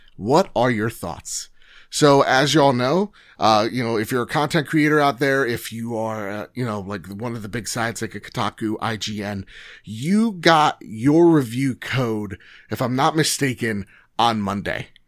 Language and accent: English; New Jersey, United States; I'm from Jersey